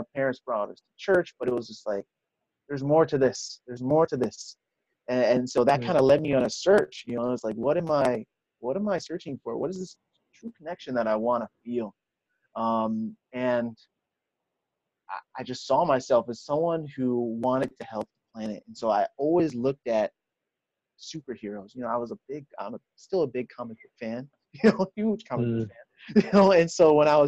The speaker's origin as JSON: {"language": "English", "town": "New York City", "region": "New York", "country": "United States", "tie": "born or raised there", "also_born_or_lived": "Brooklyn, New York", "said": "I am born in Brooklyn, raised in Queens. You know, I'm a New Yorker at heart"}